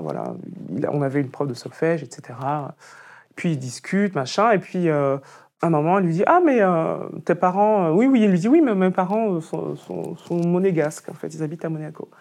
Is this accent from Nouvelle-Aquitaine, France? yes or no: no; Picardy, Hauts-de-France, France; je suis Picard, parce que c'est vrai. Moi, je suis né en Picardie, c'est mes parents qui, qui sont venus de Côte d'Ivoire et du Cameroun.